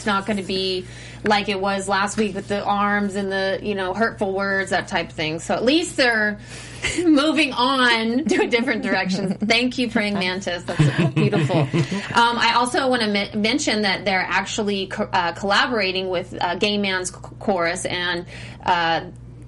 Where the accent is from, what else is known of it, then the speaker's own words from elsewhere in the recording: Missouri, United States; I'm from Missouri